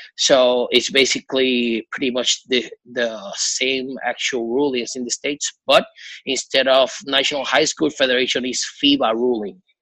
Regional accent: Puerto Rico; I'm from Puerto Rico.

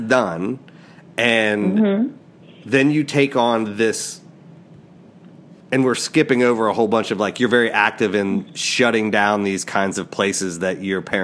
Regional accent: Midwest, United States; I grew up in the Midwest

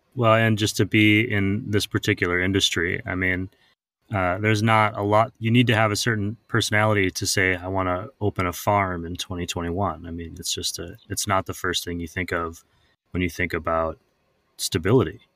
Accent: Midwest, United States; moved away; I'm originally from the Midwest

